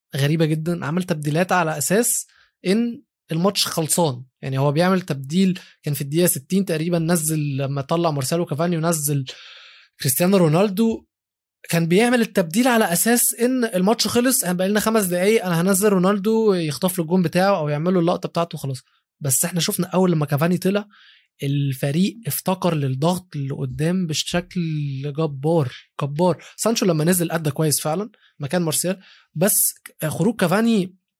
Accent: Egypt; بما اني عربي وبما اني مصري

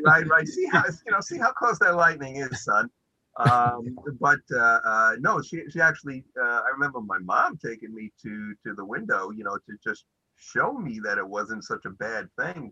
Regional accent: New York City, New York, United States; also born or lived in Brighton Beach, Brooklyn; grew up in Canarsie

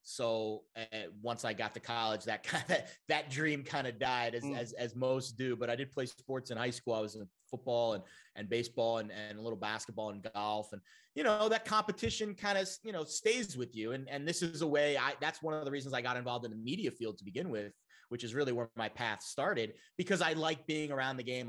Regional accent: New York, United States; I got converted to my hometown New York roots

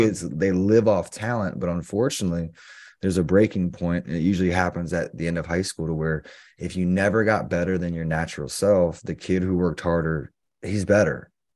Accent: the Carolinas, United States; We grew up in the Carolinas

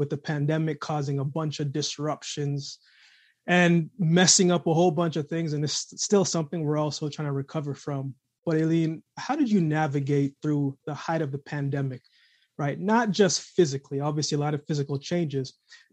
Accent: Jamaica; I was born in Jamaica myself

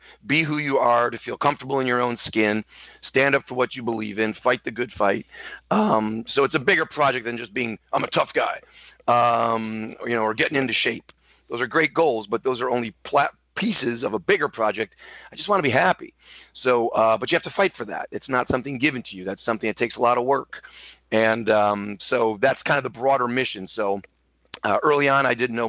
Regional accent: Buffalo, New York, United States; I come from Buffalo, New York.

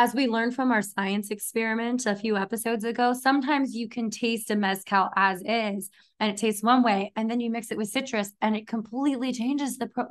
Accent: Texas, United States; now in California, United States; I'm from Texas and we're in California now

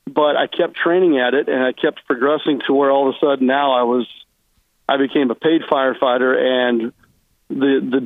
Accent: St. Louis, Missouri, United States; Growing up in St. Louis, I had Jack Buck

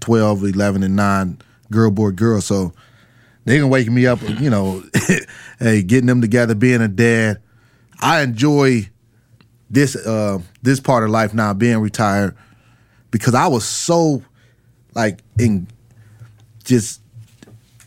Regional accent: Cleveland, Ohio, United States; I'm from Cleveland

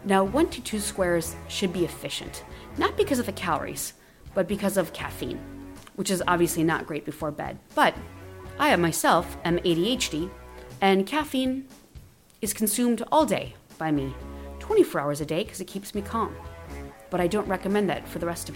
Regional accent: Wisconsin, United States; moved away; I'm originally from Wisconsin

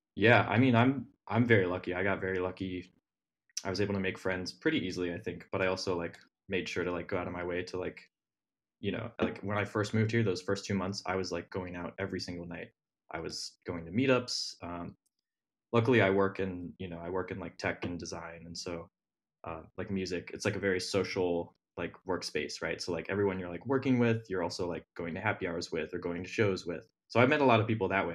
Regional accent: Ohio, United States; moved away as an adult; now in Brooklyn, United States; I'm from Ohio. uh, grew up in, like, a little tiny town in the middle of nowhere, Ohio

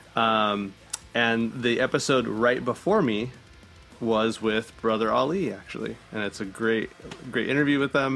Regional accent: El Centro, California, United States; now in San Diego, United States; I'm from the Imperial Valley. It's like El Centro.

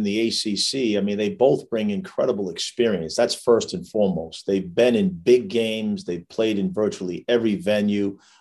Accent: Massachusetts, United States; accent: strong East Coast Massachusetts accent; with my accent, you probably could tell I'm from Massachusetts. I got that strong East Coast Massachusetts accent.

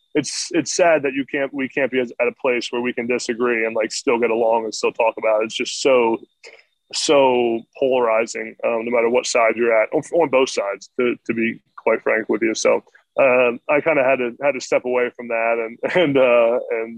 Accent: Harrisburg, Pennsylvania, United States; central Pennsylvania. It was like kind of where's my hometown, where I grew up

